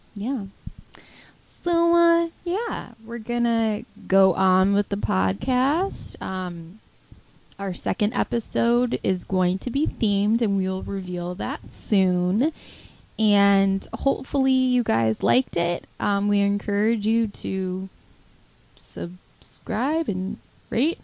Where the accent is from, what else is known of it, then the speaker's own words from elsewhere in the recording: northwest suburbs of Chicago, Illinois, United States; We're from the northwest suburbs of Chicago